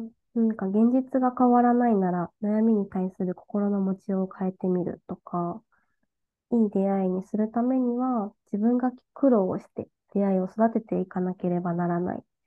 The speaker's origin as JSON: {"language": "Japanese", "region": "Okayama", "country": "Japan", "tie": "born or raised there", "also_born_or_lived": "Fukuoka", "moved": "as an adult", "lives_now": "Tokyo, Japan", "said": "私岡山出身なんですけど"}